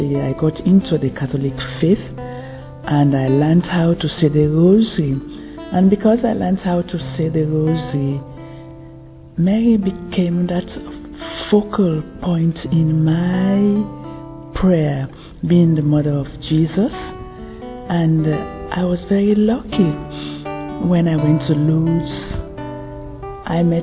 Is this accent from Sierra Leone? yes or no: yes; Sierra Leone; I come from Sierra Leone.